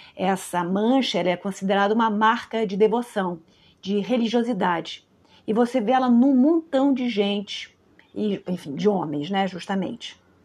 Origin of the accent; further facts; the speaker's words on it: Brazil; minha percepção como brasileira